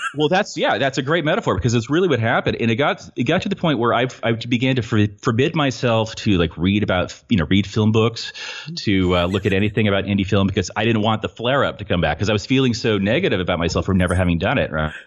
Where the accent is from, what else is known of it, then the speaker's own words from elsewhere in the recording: Petaluma, California, United States; I'm from Petaluma, California, and what you may or may not know about Petaluma, uh, we're north of San Francisco a little bit